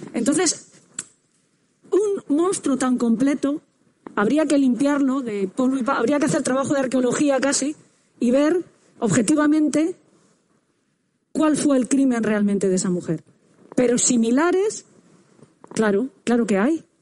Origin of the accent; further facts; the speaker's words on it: San Vicente del Raspeig, Valencian Community, Spain; yo soy de San Vicente del Raspey, que es un pueblo de, Alicante